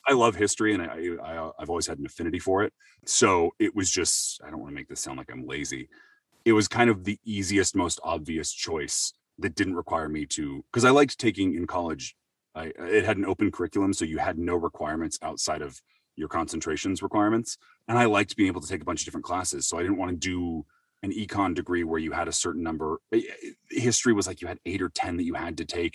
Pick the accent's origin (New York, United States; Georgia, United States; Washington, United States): Washington, United States; Seattle; I'm from Seattle originally. Um, uh, born and raised there